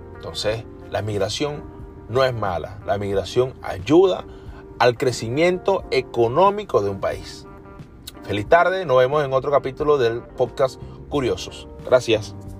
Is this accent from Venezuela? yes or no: yes; Venezuela; Lo hablo como venezolano porque me acuerdo que en Venezuela